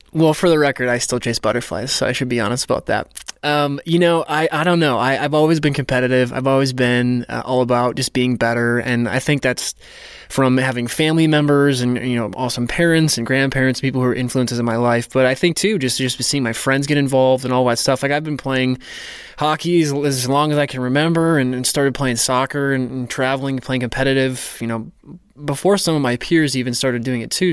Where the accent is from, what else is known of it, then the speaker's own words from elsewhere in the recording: North Dakota, United States; I grew up in North Dakota